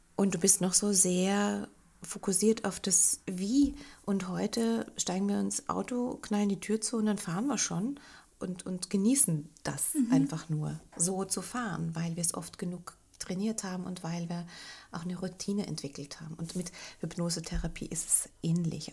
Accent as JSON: {"language": "German", "town": "Linz", "region": "Upper Austria", "country": "Austria", "tie": "born or raised there", "also_born_or_lived": "Bogen", "moved": "yes", "said": "wieder in meine Heimatstadt nach Linz zu ziehen"}